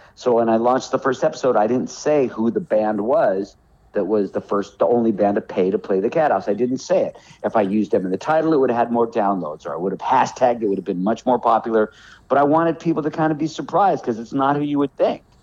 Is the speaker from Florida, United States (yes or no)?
no; Los Angeles, California, United States; moved away as an adult; now in North Carolina, United States; My town is Hollywood